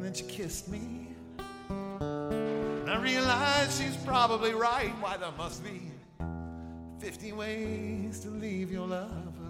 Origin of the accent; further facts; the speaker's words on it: Columbus, Ohio, United States; I am from Columbus, Columbus, Ohio